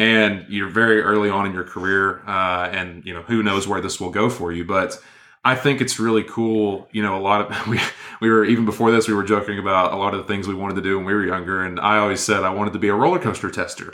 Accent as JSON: {"language": "English", "town": "Inglewood", "region": "Tennessee", "country": "United States", "tie": "born or raised there", "said": "we both grew up in, in Inglewood, Tennessee"}